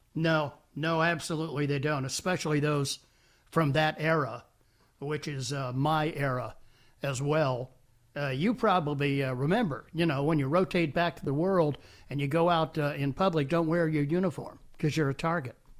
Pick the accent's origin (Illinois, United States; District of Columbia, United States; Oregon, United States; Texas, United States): District of Columbia, United States; Washington; that sounds like my hometown